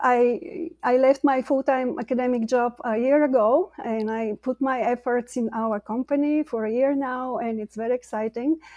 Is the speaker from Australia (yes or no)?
no; Bulgaria; moved away as an adult; now in United States; I'm an immigrant from Bulgaria, came to the U S in two thousand